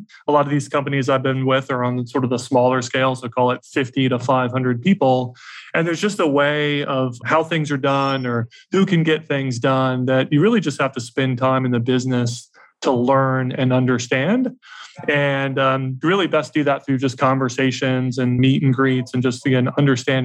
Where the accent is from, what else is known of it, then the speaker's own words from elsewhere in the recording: Atlanta, Georgia, United States; also born or lived in New York City; I'm from the South and from Atlanta. So moved back to Atlanta